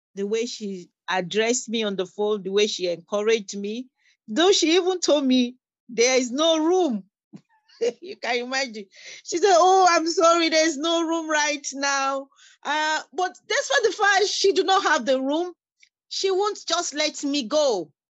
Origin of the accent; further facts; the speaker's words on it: Nigeria; moved away as an adult; now in Windsor, Canada; I'm a refugee. I came into Canada as a refugee. I'm from Nigeria.